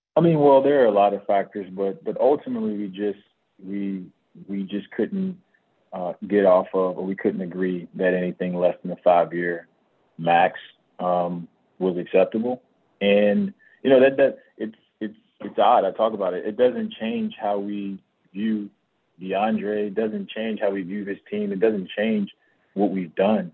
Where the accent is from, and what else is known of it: Miami, Florida, United States; born or raised there; moved away as an adult; now in Phoenix, United States